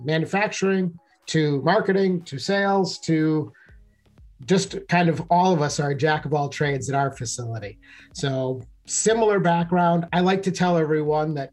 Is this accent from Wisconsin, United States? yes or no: yes; Wisconsin, United States; I grew up in the Midwest, the USA, in Wisconsin